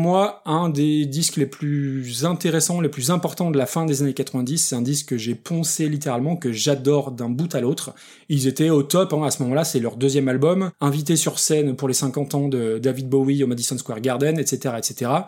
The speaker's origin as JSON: {"language": "French", "country": "France", "said": "en tant que français, avec un très très mauvais accent anglais"}